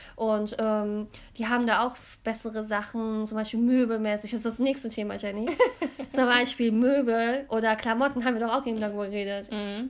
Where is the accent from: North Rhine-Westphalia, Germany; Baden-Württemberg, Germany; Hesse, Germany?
North Rhine-Westphalia, Germany; Cologne; also born or lived in London; ich bin ja hier in Deutschland geboren und auch hier in der Gegend in Köln